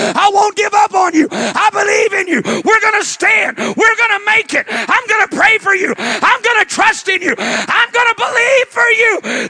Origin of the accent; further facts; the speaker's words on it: Midwest, United States; I grew up in the Midwest. And then we didn't have all the pine trees like you've got down here, but we had big hardwood forests